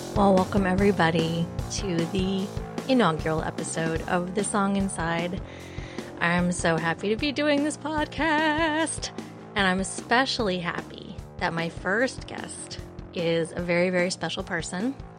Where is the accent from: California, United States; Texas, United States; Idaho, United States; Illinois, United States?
Idaho, United States; Boise; moved away as an adult; also born or lived in Twin Falls; now in New York City, United States; I was born in Twin Falls and raised in Boise